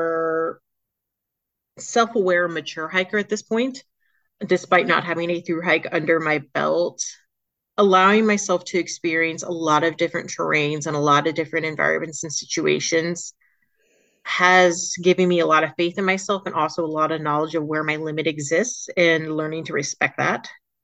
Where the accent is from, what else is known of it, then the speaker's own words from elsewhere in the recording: Florida, United States; moved away as an adult; also born or lived in Asheville, North Carolina; now in Franklin, United States; growing up in Florida